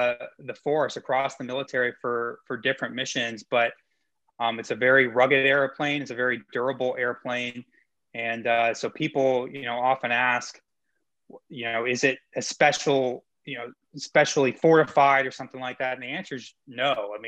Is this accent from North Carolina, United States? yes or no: yes; Lenoir, North Carolina, United States; I mean, I grew up in North Carolina. I moved to Lenoir, as you said, probably when I was in sixth grade or so. I was a Navy brat, so I kind of moved around.